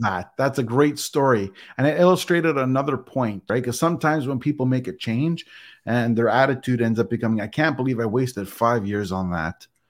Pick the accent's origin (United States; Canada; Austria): Canada; I'm Canadian, but part of North America